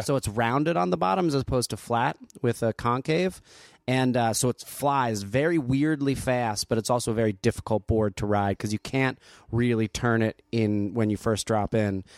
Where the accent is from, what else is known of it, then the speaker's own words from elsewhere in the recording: Asbury Park, New Jersey, United States; moved away; also born or lived in Neptune, New Jersey; I grew up in Jersey